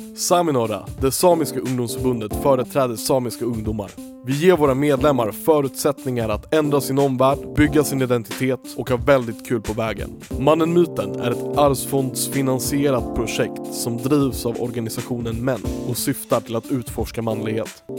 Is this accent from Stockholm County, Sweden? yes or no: yes; Stockholm, Stockholm County, Sweden; vi är ju uppvuxna i Stockholm